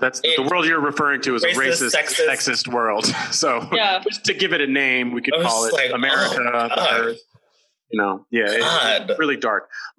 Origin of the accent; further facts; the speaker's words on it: Oakland, California, United States; I'm from Oakland. I'm all about the cause.